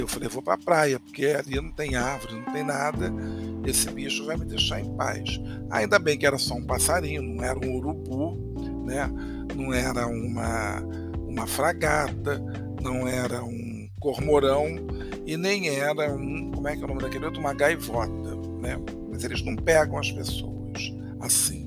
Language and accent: Portuguese; Rio de Janeiro, Brazil; nem parece que eu sou carioca, não parece que eu moro no Rio de Janeiro